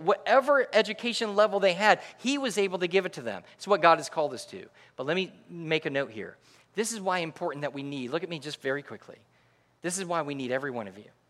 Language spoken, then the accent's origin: English; Connecticut, United States; moved away; also born or lived in New York; I am from Connecticut